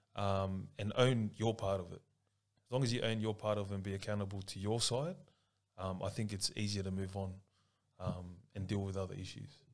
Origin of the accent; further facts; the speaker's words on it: Sydney, New South Wales, Australia; also born or lived in Paddington, Sydney / Punchbowl, Sydney / Ingleburn, Sydney / Tonga (ancestry); I was actually brought up with all the, the brothers down in Lakemba